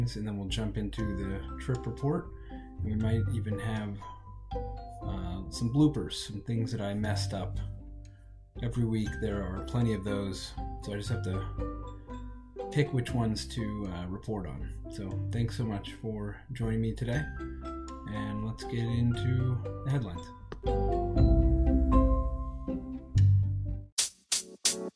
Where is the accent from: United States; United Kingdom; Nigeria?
United States; Colorado; we're from Colorado and we have some decent hiking